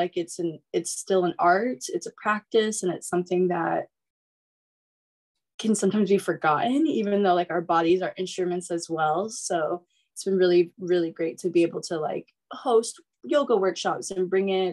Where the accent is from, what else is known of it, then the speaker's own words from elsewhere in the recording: East Coast, United States; now in Northern California, United States; I'm originally from the East Coast, but I live in NorCal now.